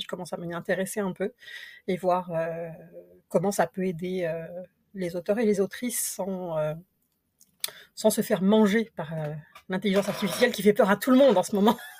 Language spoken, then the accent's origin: French; France; moved away as an adult; now in Quebec, Canada; je suis française d'origine